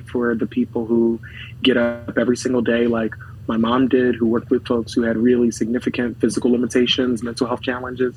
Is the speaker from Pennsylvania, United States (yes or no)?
yes; Philadelphia, Pennsylvania, United States; third generation to North Philadelphia. Really, grateful now as a state representative to be able to represent the neighborhood that I was born and raised